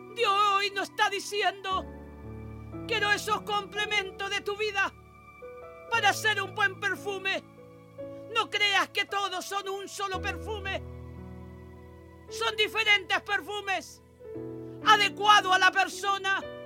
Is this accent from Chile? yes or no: yes; Chile; oro por mi tierra, oro por mi Chile, mi amado Chile